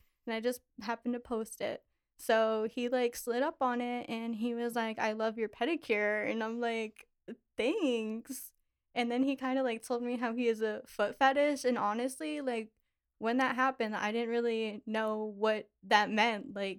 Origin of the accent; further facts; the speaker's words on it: Pittsburgh, Pennsylvania, United States; now in Lancaster, United States; I am 23. I'm originally from Pittsburgh and I live in Lancaster.